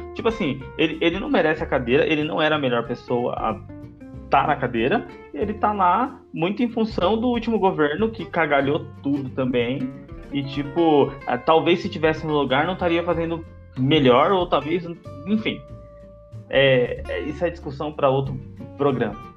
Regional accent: Brazil; É o que eu sinto como brasileiro

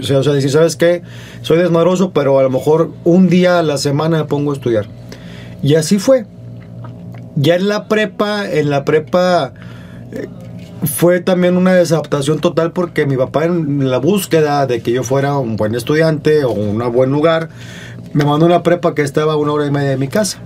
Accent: Monterrey, Nuevo León, Mexico; Soy de Monterrey.

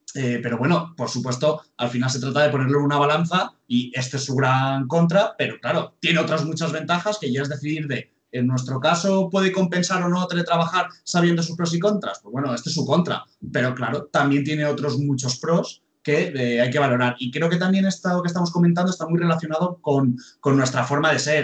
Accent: Alicante, Valencian Community, Spain; moved away; Yo, por ejemplo, soy de Alicante, a lo mejor he tenido que pasar una temporada en Alicante

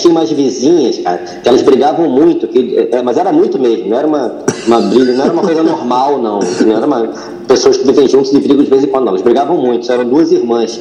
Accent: Rio de Janeiro, Brazil; Eu nasci no, Rio de Janeiro, na Zona Oeste, em Jacarepaguá

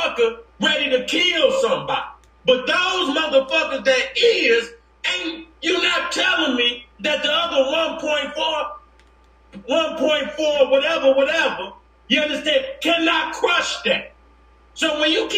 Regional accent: Detroit, Michigan, United States; I come from Detroit

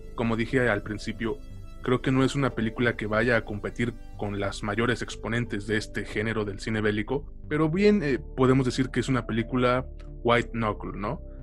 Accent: Mexico; a nosotros como mexicanos

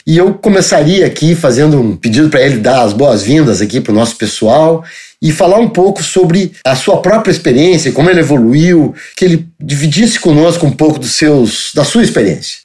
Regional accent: Porto Alegre, Rio Grande do Sul, Brazil; eu sou gaúcho de Porto Alegre

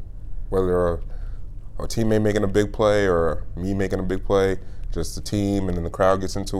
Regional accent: Orange, New Jersey, United States; moved away; Orange, New Jersey.

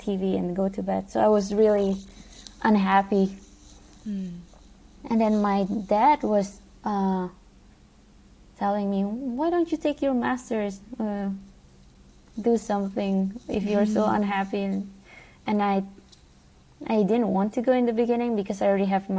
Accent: Jakarta, Indonesia; now in United States; I was born in Jakarta, Indonesia, and growing up with my brother

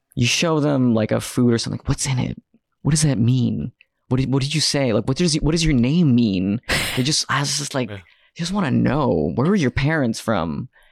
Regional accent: New York City, New York, United States; I grew up I grew up in Queens

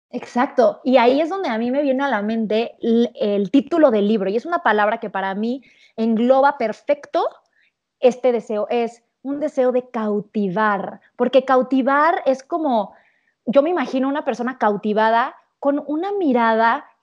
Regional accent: Cancún, Quintana Roo, Mexico; yo que crecí en Cancún, la esquiada y todo esto.

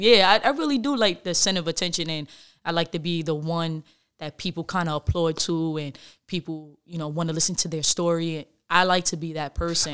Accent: New York City, New York, United States; I grew up in the Bronx.

